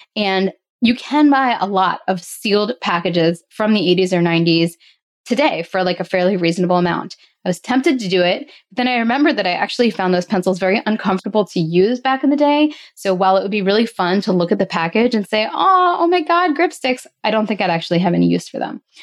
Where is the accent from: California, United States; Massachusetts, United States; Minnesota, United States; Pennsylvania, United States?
Pennsylvania, United States; outside of Philadelphia; I grew up in outside of Philadelphia